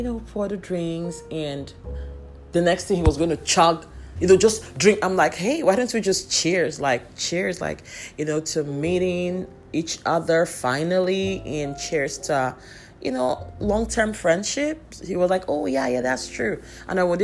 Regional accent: Abia, Nigeria; I'm from Abbey Estate

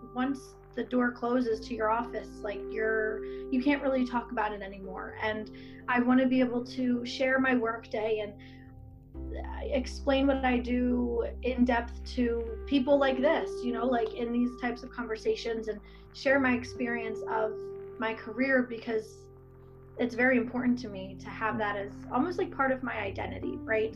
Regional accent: Bucks County, Pennsylvania, United States; moved away as an adult; now in Lancaster, United States; I grew up in Bucks County, but now I live in Lancaster

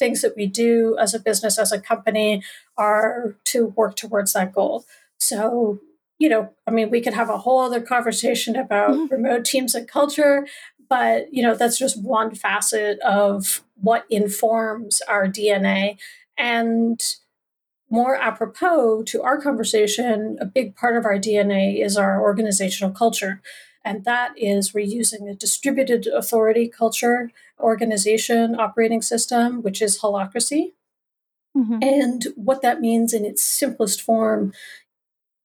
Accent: Canada; I am one Canadian

